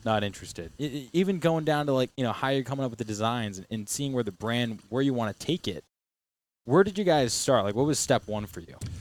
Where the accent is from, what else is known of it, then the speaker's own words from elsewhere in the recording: Matunuck, Rhode Island, United States; I grew up down on Matuna Kea off of, um, Park Ave.